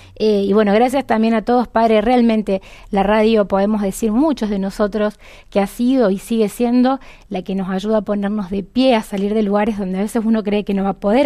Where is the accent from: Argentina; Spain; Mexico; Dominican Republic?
Argentina; como argentinos